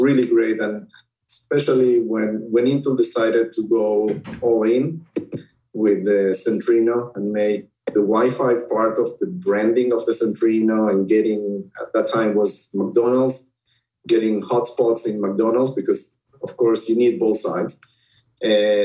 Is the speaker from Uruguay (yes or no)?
yes; Uruguay; moved away as an adult; also born or lived in Israel; now in United States; originally I was born in Uruguay, in South America, and then got married and moved to Israel when I was 26